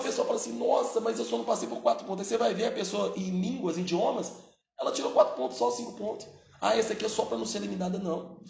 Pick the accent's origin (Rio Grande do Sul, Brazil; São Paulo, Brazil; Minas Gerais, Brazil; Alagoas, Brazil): Minas Gerais, Brazil; Belo Horizonte; now in Ribeirão Preto, Brazil; eu não sou de Ribeirão Preto, tá? eu sou de Belo Horizonte.